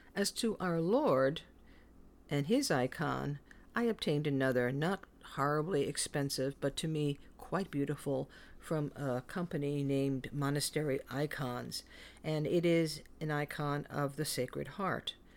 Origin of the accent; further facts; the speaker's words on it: New York City, New York, United States; growing up in the Bronx